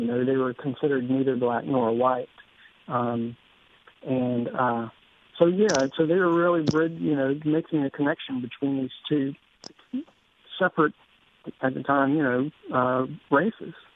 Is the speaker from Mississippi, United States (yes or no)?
yes; Greenville, Mississippi, United States; also born or lived in Leland, Mississippi; now in Oxford, United States; grew up in Leland and Greenville